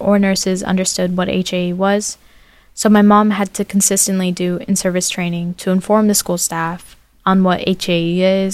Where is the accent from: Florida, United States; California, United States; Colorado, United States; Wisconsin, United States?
Florida, United States; Fort Myers; also born or lived in New York; I'm from Fort Myers, Florida, and I'm 19 years old